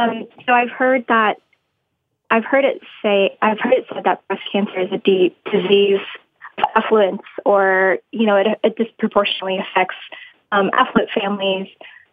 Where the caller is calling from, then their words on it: Austin, Texas, United States; I'm calling from Austin, Texas.